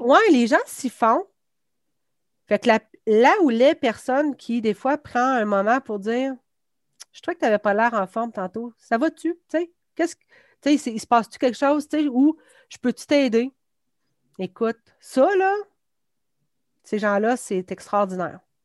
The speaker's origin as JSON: {"language": "French", "town": "Quebec City", "region": "Quebec", "country": "Canada", "tie": "born or raised there", "said": "je viens de Beauport. Ben, anciennement, c'était Beauport, maintenant, c'est Québec. Donc, j'ai fait euh, mon primaire à Marie-Renoir, puis j'ai fait mon secondaire à Samuel de Champlain"}